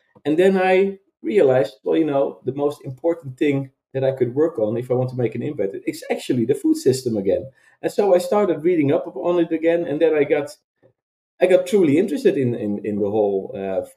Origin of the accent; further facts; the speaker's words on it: Veenendaal, Utrecht, Netherlands; I came from a bit more conservative Christian town near Wageningen, where we are now founded, which is called Veenendaal